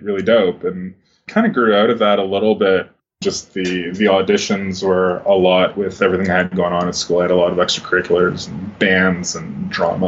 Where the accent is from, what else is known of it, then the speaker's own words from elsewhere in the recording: Toronto, Ontario, Canada; I grew up in Toronto